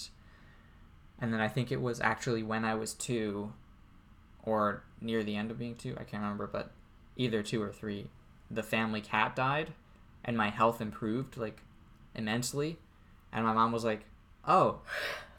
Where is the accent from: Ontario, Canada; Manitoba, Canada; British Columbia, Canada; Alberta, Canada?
British Columbia, Canada; Courtenay; when I was growing up in Courtney, there was a school at the end of the street